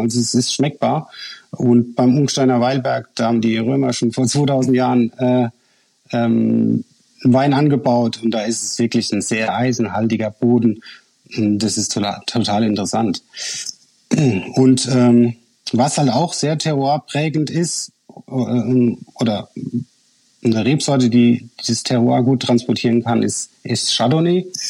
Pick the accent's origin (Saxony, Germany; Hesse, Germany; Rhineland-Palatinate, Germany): Rhineland-Palatinate, Germany; als äh, Pfälzer